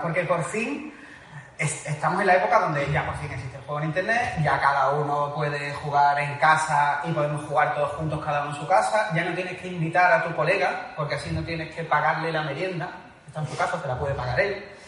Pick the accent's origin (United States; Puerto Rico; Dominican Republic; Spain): Spain; Seville, Andalusia; que somos sevillanos